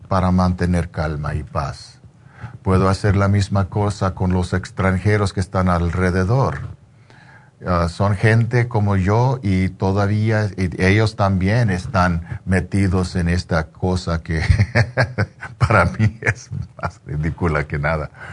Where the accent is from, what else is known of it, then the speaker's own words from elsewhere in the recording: United States; yo soy de aquí, yo, yo, yo, ah, soy chicano